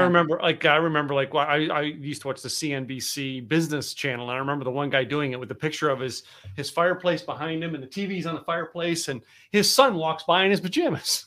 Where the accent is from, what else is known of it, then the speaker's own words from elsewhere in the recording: Philadelphia, Pennsylvania, United States; the radio station that I grew up listening to in Philadelphia, Pennsylvania.